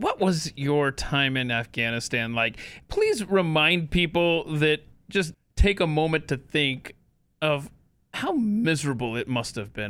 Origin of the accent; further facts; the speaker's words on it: Georgia, United States; also born or lived in New Jersey; Right, and I had no idea growing up in Georgia and stuff until I lived up in Western Jersey and actually went to a NASCAR race there in the Poconos.